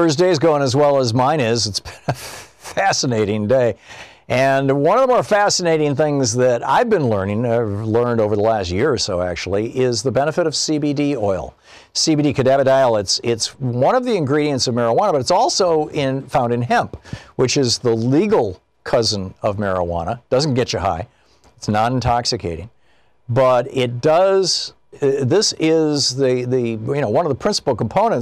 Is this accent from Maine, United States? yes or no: no; Michigan, United States; I grew up in Michigan